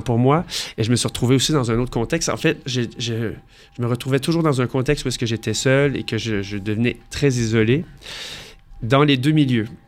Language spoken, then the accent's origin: French; Montreal, Quebec, Canada; moved away as an adult; now in Paris, France; je viens de Montréal. Donc, j'ai fait toute ma vie euh, à Montréal.